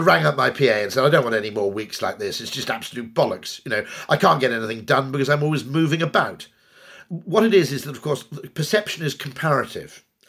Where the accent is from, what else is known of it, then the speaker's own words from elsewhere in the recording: United Kingdom; I grew up in the Welsh borders in the nineteen seventies